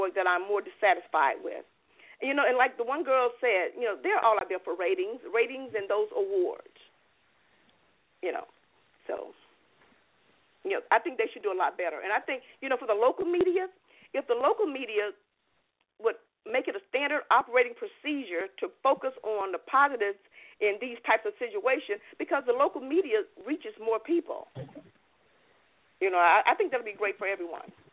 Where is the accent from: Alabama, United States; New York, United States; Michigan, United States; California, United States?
Alabama, United States; now in Florida, United States; I'm from Alabama also